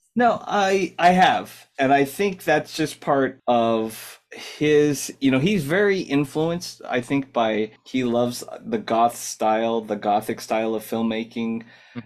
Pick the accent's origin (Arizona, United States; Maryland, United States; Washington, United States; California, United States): California, United States; Southern; growing up in Southern California